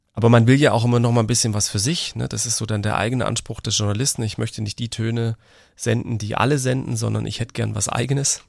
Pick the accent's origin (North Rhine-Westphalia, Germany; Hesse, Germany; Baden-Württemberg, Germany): Baden-Württemberg, Germany; bei uns in Baden-Württemberg